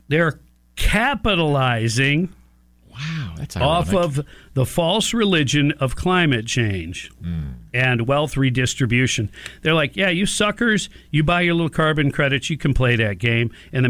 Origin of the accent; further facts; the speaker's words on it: Detroit, Michigan, United States; Oh, man, I grew up in Motown, brother.